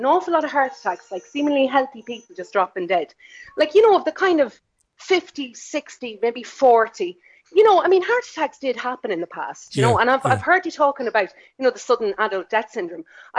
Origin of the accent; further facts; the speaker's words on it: Leitrim, Ireland; moved away as an adult; also born or lived in New Zealand; I'm from Leitrim, right? Very small population. The town I'm from, I mean, the surrounding area, maybe 1,000 people, we all know each other.